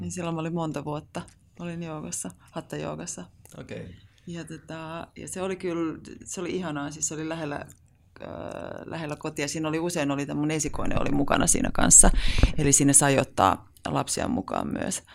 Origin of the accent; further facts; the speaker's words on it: Haukivuori, South Savo, Finland; mä oon kotoisin Haukivuorelta, et mm. ihan myös hyvin pieneltä paikkakunnalta